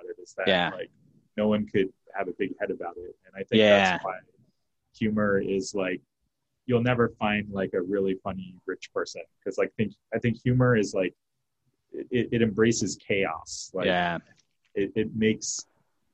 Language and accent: English; New York, United States; moved away; also born or lived in San Francisco Bay Area; I grew up in New York, and like I had friends in Jersey